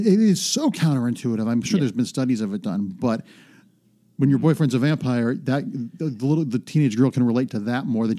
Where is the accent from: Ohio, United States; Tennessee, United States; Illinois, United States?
Ohio, United States; Mentor; moved away; I grew up in a smallish town called Mentor, a suburb about half an hour, 40 minutes east of Cleveland, right on Lake Erie.